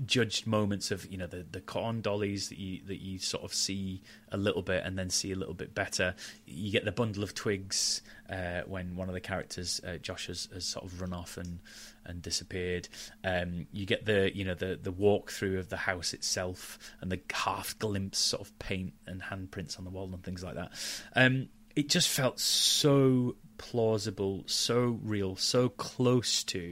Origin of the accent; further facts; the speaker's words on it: Halifax, Yorkshire and the Humber, United Kingdom; I grew up in Yorkshire